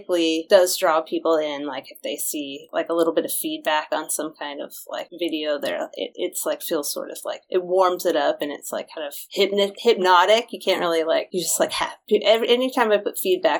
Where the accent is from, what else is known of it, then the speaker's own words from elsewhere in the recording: Los Angeles, California, United States; I'm from Los Angeles and I'm from Hollywood proper